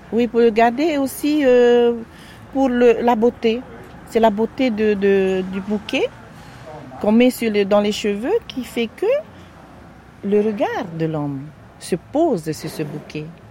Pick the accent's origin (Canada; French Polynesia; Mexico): French Polynesia; Fatu-Hiva, Marquesas Islands; je suis originaire euh, de Fatouiva aux Marquises.